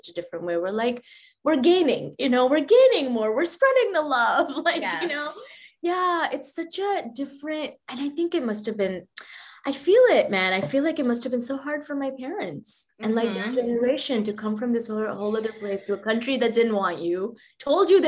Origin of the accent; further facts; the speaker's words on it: Mississippi, United States; also born or lived in Saudi Arabia; now in New York, United States; I grew up in Mississippi in a very small town